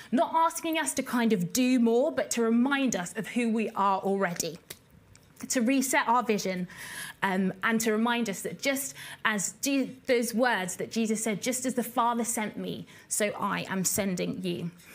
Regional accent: Basingstoke, South East England, United Kingdom; we grew up in a town called Basingstoke, which is in Hampshire

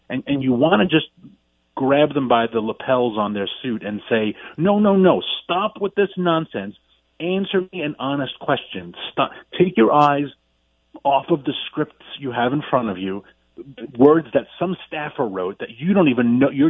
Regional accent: New York City, New York, United States; moved away; I'm from Queens. I may be a country boy now

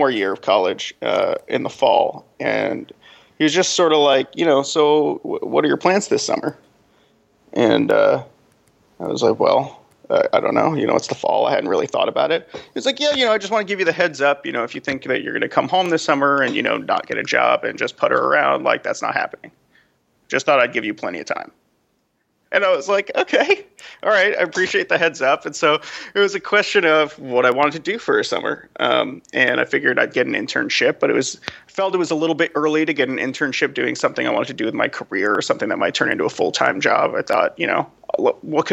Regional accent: New York, United States; moved away as an adult; also born or lived in Los Angeles; I was from New York originally.

